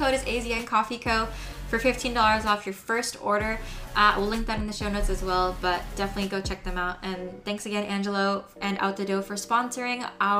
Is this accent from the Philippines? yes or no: yes; Philippines; I am Filipino.